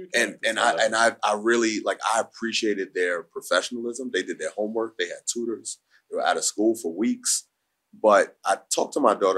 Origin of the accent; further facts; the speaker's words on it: New York City, New York, United States; I'm from Harlem, I'm from Humphrey 3rd Street, 8th Avenue